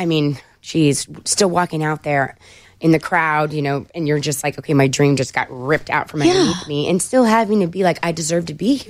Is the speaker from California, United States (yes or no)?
yes; California, United States; moved away as an adult; now in Nashville, United States; And I'm from California, so my heart is in California because I just love my state.